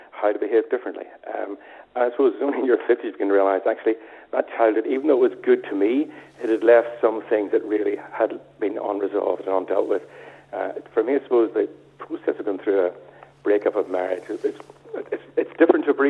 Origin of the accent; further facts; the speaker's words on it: Belfast, Northern Ireland, United Kingdom; I grew up in East Belfast